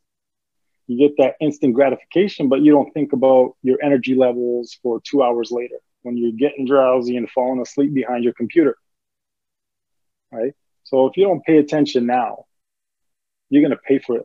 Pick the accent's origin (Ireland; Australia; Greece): Greece; moved away; growing up in Greece, we were very poor.